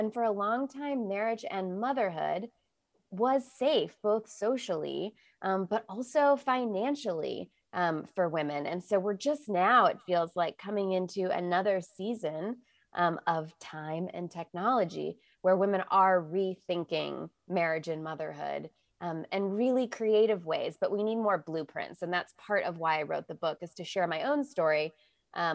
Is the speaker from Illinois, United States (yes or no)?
yes; Illinois, United States; Yeah, so I grew up Catholic outside of Chicago, so close enough to Missouri.